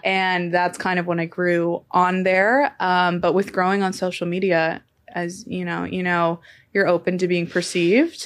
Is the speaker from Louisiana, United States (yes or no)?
no; Temecula, California, United States; I'm from Temecula, California